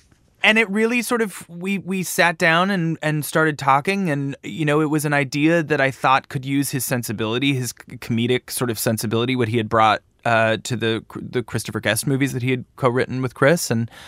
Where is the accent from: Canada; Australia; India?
Canada; I think growing up in Canada, I got a job at MTV very early on